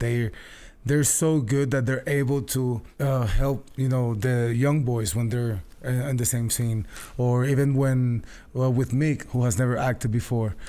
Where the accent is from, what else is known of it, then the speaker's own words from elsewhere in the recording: San Juan, Puerto Rico; I'm from Puerto Rico